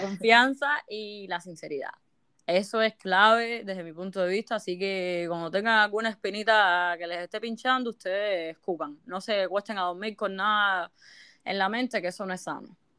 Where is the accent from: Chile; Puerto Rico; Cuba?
Cuba; moved away; como buen cubano